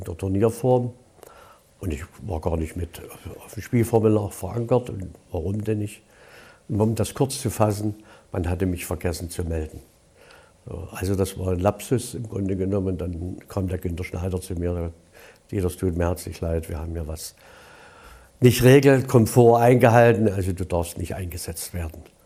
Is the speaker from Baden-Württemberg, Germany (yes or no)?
no; Gröditz, Saxony, Germany; also born or lived in Dresden; Sechzehnter neunter, siebenundvierzig wurde ich geboren in Kröditz. Besuchte dann die Polytechnische Oberschule von der ersten bis zur zehnten Klasse.